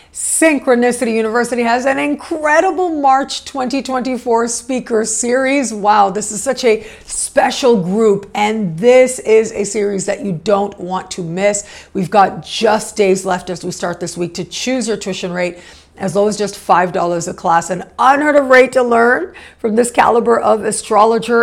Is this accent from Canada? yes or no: yes; Canada; moved away as an adult; also born or lived in Mexico; I was born and raised in Canada, so that is a lifelong relationship that I have with that country